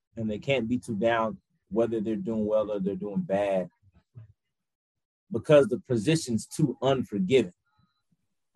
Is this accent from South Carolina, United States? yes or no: no; Miami, Florida, United States; also born or lived in Montgomery, Alabama / Atlanta, Georgia; now in Grambling, United States; I'm originally from Miami, Florida